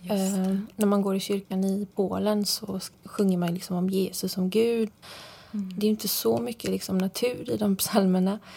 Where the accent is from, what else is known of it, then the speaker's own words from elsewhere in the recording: Frillesås, Halland County, Sweden; hur jag upplevde min barndom i Sverige. Hur livet såg ut helt enkelt som, som barn i Sverige